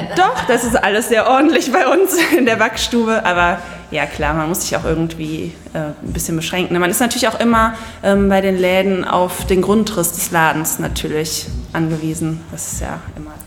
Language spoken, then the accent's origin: German; Siegburg, North Rhine-Westphalia, Germany; ich bin aus Siegburg